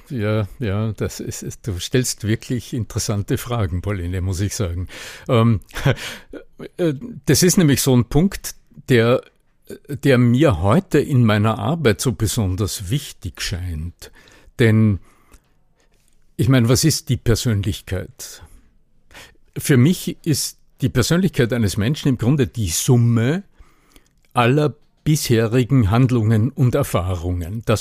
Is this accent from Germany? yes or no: no; Upper Austria, Austria; Denn so habe ich nicht geklungen, als ich aufgewachsen bin. Ich bin in Oberösterreich aufgewachsen und da redet man so